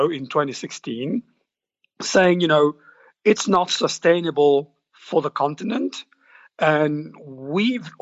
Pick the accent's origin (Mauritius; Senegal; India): Mauritius; my hometown, for example, Mauritius